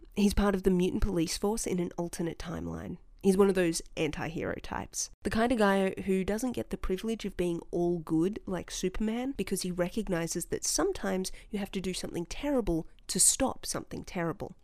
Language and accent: English; Australia; as an Australian